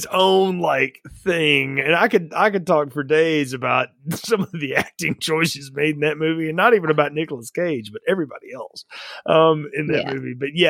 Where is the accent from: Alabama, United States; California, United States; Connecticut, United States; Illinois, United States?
Alabama, United States; I grew up in Alabama, man.